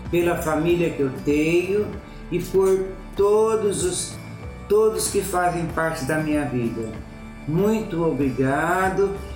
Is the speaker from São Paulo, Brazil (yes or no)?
yes; Birigui, São Paulo, Brazil; Lá na cidade de Birigui, onde eu nasci